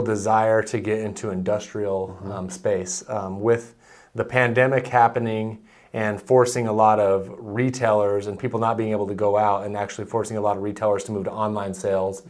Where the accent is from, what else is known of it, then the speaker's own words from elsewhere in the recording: Nampa, Idaho, United States; growing up in Nampa